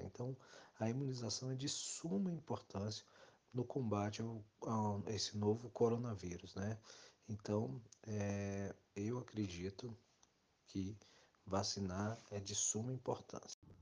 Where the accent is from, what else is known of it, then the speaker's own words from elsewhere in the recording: Brazil; nós, como brasileiros